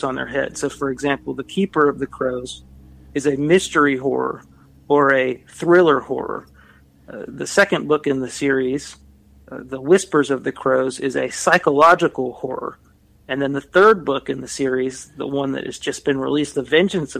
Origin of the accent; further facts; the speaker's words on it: Kentucky, United States; I come from Kentucky, so rural America, small town America, grew up around a lot of cornfields